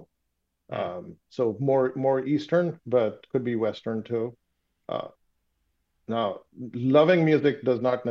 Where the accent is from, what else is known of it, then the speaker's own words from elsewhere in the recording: Pakistan; first language Urdu; English is a second language; moved away; being from Pakistan, my native language is Urdu